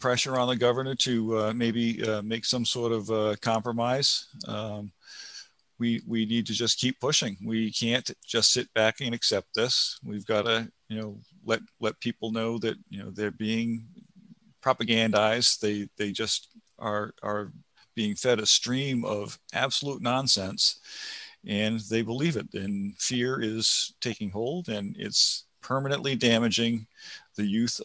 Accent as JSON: {"language": "English", "region": "Rhode Island", "country": "United States", "moved": "yes", "lives_now": "New Hampshire, United States", "said": "I was from Rhode Island"}